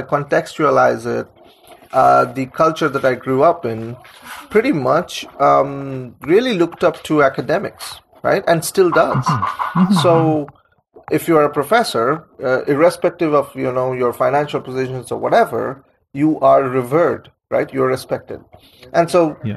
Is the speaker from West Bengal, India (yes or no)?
yes; Kolkata, West Bengal, India; moved away as an adult; now in United States; growing up in Calcutta, India